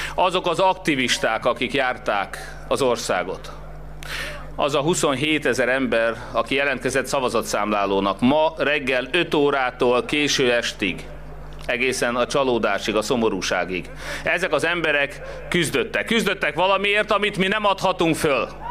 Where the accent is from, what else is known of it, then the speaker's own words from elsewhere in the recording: Hungary; magyarok vagyunk